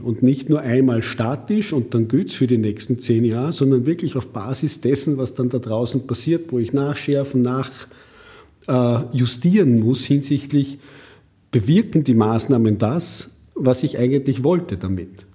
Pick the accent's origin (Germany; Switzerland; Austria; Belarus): Austria; bei uns in Österreich